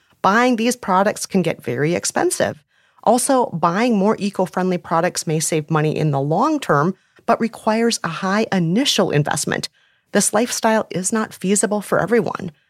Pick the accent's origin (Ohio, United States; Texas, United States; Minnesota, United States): Minnesota, United States; Minneapolis; my hometown of Minneapolis, Minnesota